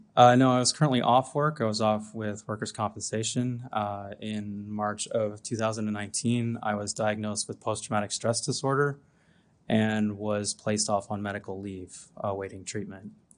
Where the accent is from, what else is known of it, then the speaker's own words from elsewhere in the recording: Antigonish, Nova Scotia, Canada; I'm from Antigonish, Nova Scotia